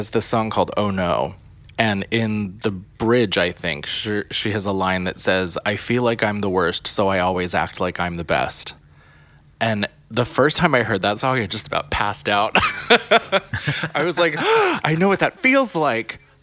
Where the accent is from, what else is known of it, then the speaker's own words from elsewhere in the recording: the middle of Pennsylvania, United States; now in New York City, United States; grew up not, you know, like, probably lower middle class in the middle of Pennsylvania.